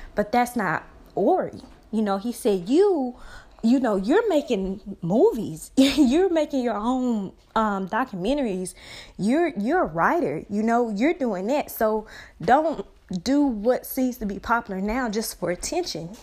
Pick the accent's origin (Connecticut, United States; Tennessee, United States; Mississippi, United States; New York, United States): Mississippi, United States; Brookhaven; my hometown of Brookhaven, Mississippi